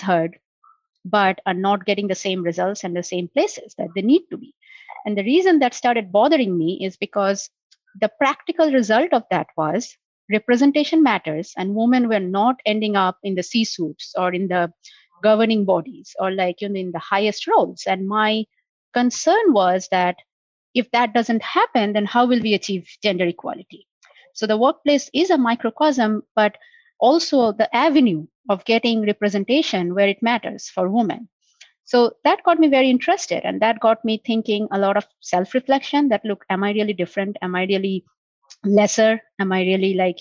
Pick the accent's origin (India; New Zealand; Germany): India; moved away as an adult; now in United States; growing up in India